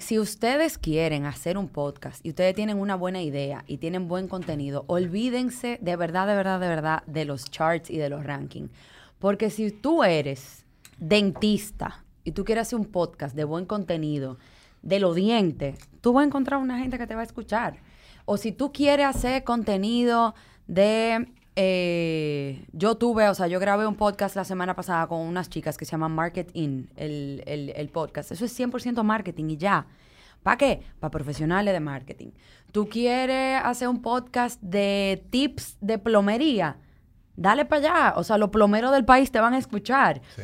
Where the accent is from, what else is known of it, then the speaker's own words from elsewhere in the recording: Dominican Republic; nosotros tenemos la mala maña a veces como dominicanos